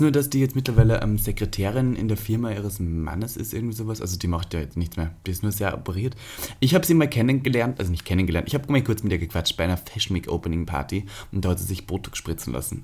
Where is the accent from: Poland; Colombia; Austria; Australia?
Austria; now in Germany; ich bin Österreicher, Staatsbürgerschafts